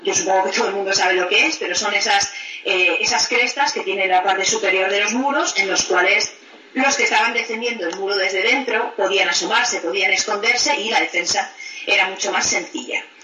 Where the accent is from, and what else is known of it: Spain; now in England, United Kingdom